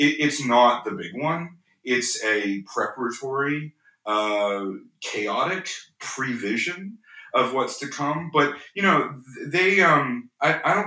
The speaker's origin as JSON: {"language": "English", "country": "Canada", "said": "I'm from Canada"}